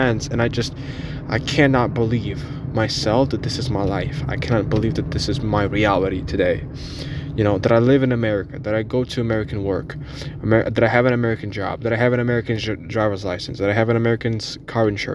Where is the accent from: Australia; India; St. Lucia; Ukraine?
Ukraine; English is a second language; now in United States; I was born in Ukraine. I'm Ukrainian